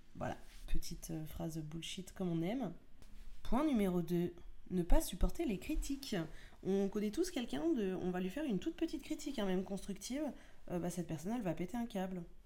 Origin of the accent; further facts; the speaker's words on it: France; nous sommes français